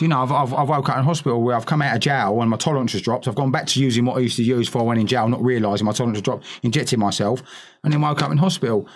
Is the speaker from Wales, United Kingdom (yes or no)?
no; London, United Kingdom; all these little boys growing up in East London